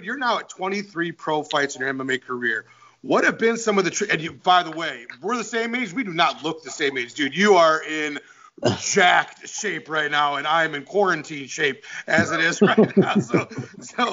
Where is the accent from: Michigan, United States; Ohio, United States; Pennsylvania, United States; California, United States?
Michigan, United States; Detroit; I'm from Detroit